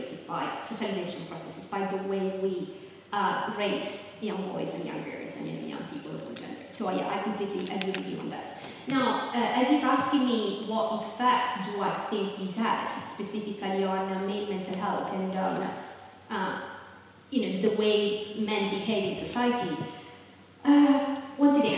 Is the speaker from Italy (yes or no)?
yes; Southern Italy, Italy; I'm from Southern Italy